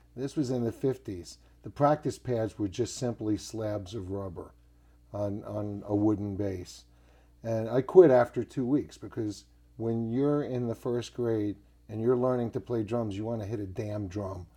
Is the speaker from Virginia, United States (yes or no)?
yes; Richmond, Virginia, United States; also born or lived in New Jersey; now in Nashville, United States; I grew up in Richmond, Virginia